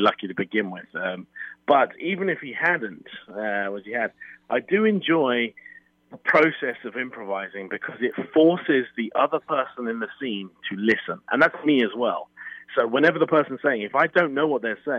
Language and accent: English; United Kingdom; also born or lived in London; I'm British and I was trained in London